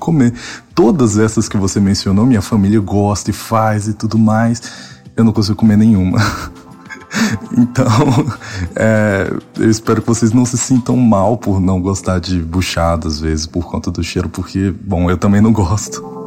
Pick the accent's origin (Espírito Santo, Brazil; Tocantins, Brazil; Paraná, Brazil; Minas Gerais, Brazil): Tocantins, Brazil; Eu sou de Tocantins